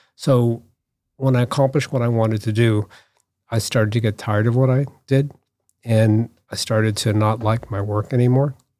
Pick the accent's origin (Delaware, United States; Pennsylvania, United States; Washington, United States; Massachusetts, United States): Massachusetts, United States; Newton; I grew up, um, outside Boston in Newton.